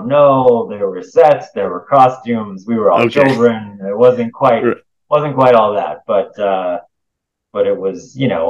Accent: Southern California, United States; I used to do this thing in my hometown. I grew up in Southern California

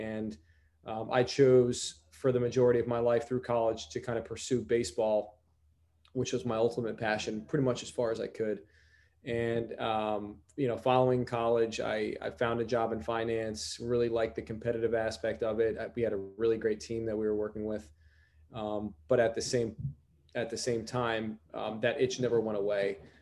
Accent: Stamford, Connecticut, United States; moved away as an adult; I'm originally from Stamford, Connecticut

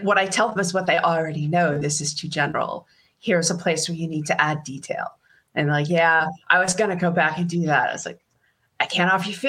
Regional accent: Boston, Massachusetts, United States; accent: Boston; But when I'm home, my accent is very thick. 1, 2, 3, foa. That's a foa, yeah.

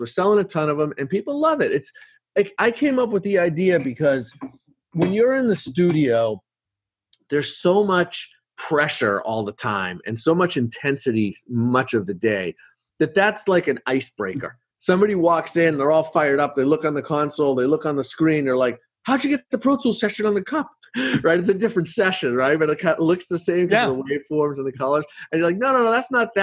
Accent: Boston, Massachusetts, United States; I'm from Boston

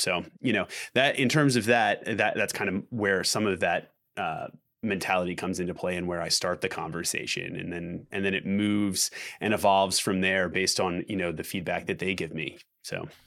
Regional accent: Philadelphia, Pennsylvania, United States; we're from Philadelphia

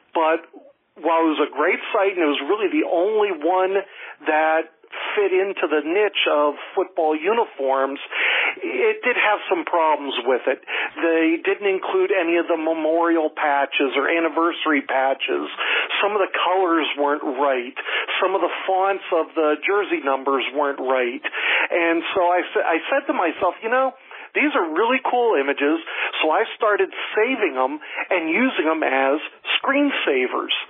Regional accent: Erie, Pennsylvania, United States; moved away as an adult; now in Florida, United States; I grew up in Pennsylvania

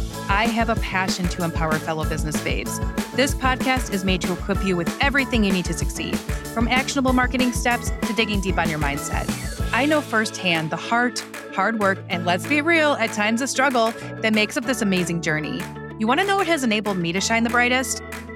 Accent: Detroit, Michigan, United States; I grew up in around Detroit, Michigan, just north of Detroit.

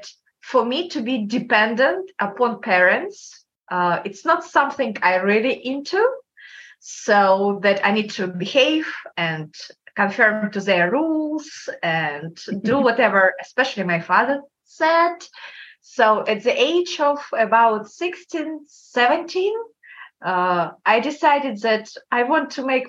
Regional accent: Kazakhstan; English is a second language; Kazakhstan. It's country between Russia and China.

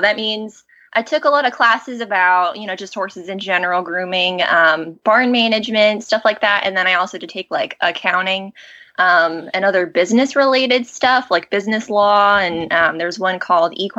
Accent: Colorado, United States; moved away as an adult; also born or lived in Arizona; now in New Jersey, United States; I was born in Arizona, and then when we moved to Colorado, I was 11. So most of the time I say I'm from Colorado, that's really where I grew up

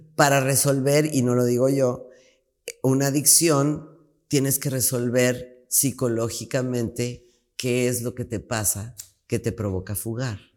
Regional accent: Mexico; En mi país

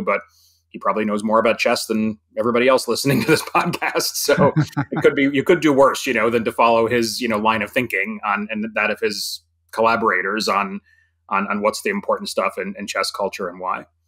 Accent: New York, United States; I was from New York

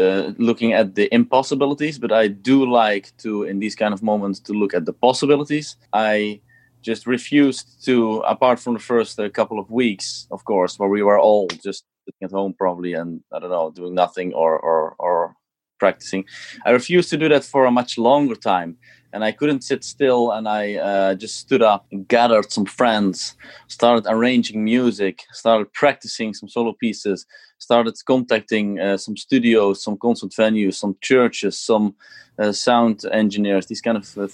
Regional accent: Eindhoven, North Brabant, Netherlands; also born or lived in Switzerland / Amsterdam; I played here in my hometown in Eindhoven, where I used to play when I was younger

